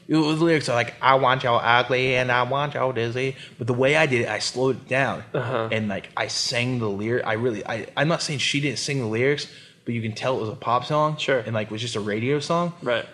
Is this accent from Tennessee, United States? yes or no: no; Columbus, Ohio, United States; born or raised there